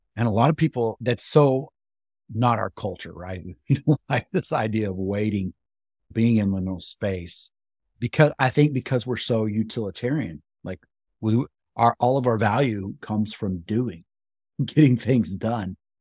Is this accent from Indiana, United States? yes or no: no; West Texas, United States; I grew up in West Texas